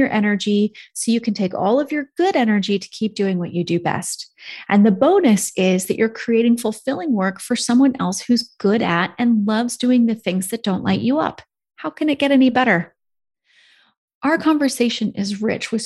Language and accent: English; Seattle, Washington, United States; I grew up in Seattle